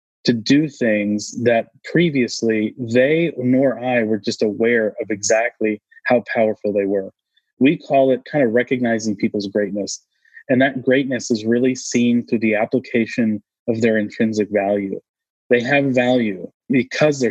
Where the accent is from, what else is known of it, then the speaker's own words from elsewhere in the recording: New England, United States; now in Austin, United States; I grew up in New England as I call it typical New England